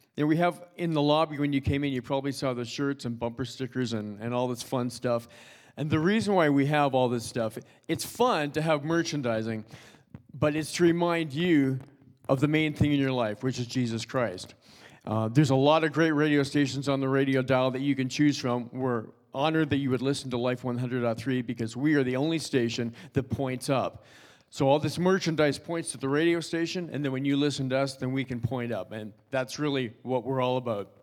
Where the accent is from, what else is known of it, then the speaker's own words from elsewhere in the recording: Toronto, Ontario, Canada; I'm originally from Toronto. I grew up in Toronto, went to high school there, went to college there.